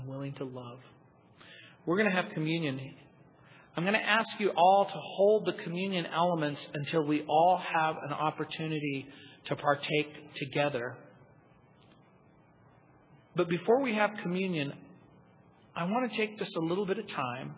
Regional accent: United States; Where I grew up in the Mojave Desert

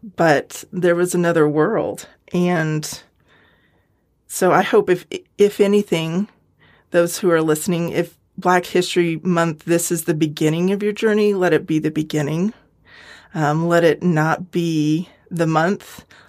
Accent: United States; also born or lived in California / Colorado; I grew up out west in California and Colorado

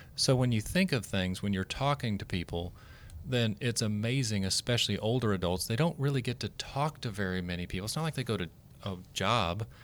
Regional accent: Oklahoma, United States; moved away; I'm from Oklahoma

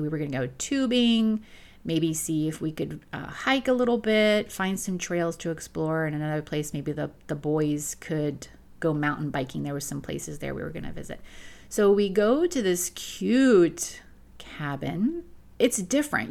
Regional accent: Florida, United States; I come from Florida. I live on a, a half acre on a lake

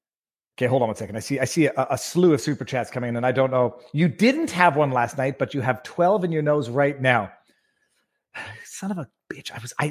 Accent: Canada; I'm a Canadian looking to invest in a small American tackle company.

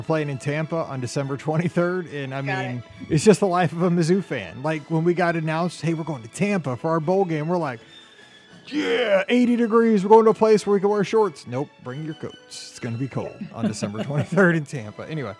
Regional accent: Sudbury, Ontario, Canada; I'm from Sudbury, Ontario, Canada.

